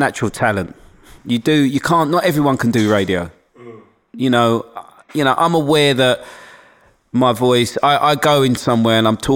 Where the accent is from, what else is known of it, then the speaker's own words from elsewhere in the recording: London, United Kingdom; accent: black Cockney Londoners; also born or lived in Forest Gate; I grew up in Hackney